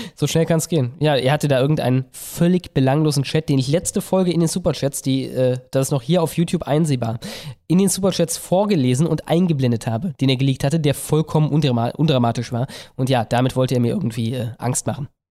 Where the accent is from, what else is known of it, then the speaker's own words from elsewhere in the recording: West Germany, Germany; Ich komme aus Westdeutschland und das ist halt eine andere Kiste.